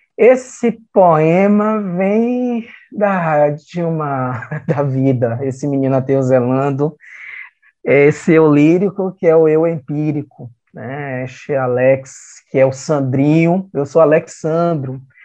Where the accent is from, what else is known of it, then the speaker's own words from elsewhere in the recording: Salvador, Bahia, Brazil; Eu sou da Fazenda Grande do Retiro